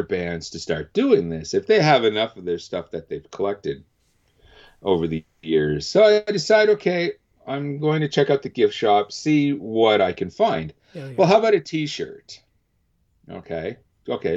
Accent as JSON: {"language": "English", "country": "Canada", "said": "being Canadian"}